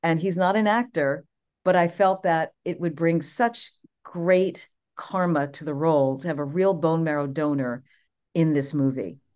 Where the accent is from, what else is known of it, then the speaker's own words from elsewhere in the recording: New York, United States; I'm the New Yorker